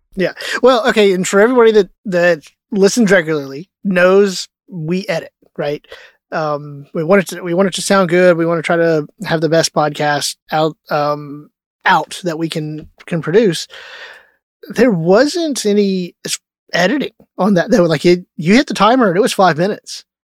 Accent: Texas, United States; growing up in Texas when you're little

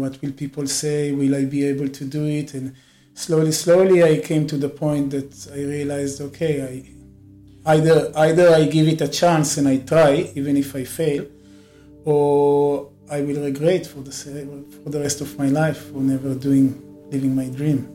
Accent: Israel; moved away as an adult; now in India; I grew up in Israel, and uh, like many people in Israel, I went to the army

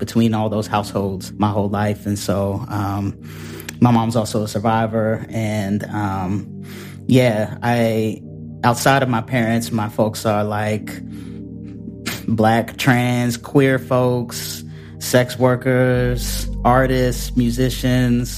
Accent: Hyattsville, Maryland, United States; I'm originally from Hyattsville, Maryland, and most people don't know what Hyattsville is when I say that. So just for context, Hyattsville is a town it's in PG County, Maryland, but it's literally 5 minutes outside of Northeast DC. Born and raised there.

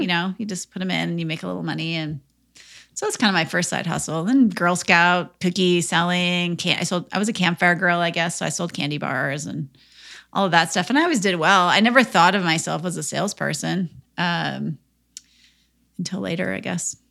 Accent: Minnesota, United States; I grew up in Minnesota

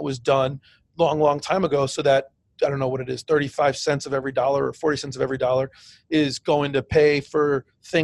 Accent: Connecticut, United States; I grew up in Connecticut

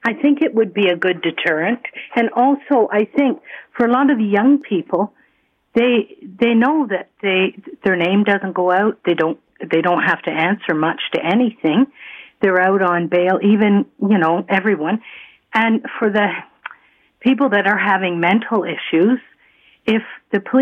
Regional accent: Toronto, Ontario, Canada; I grew up in Toronto

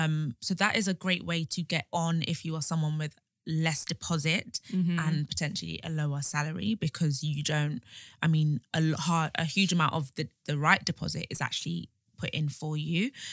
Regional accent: London, United Kingdom; moved away as an adult; also born or lived in Birmingham / Enfield; now in Essex, United Kingdom; I am a Londoner.

